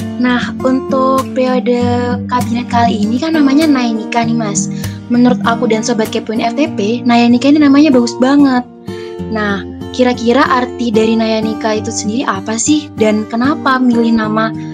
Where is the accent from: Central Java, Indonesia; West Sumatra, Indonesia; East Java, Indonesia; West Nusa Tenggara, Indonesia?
East Java, Indonesia; Kebunsari, Jember; aku dari Kebun Sari